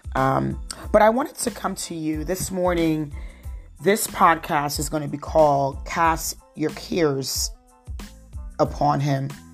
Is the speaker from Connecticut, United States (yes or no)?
no; New Jersey, United States; accent: Jersey; with my Jersey accent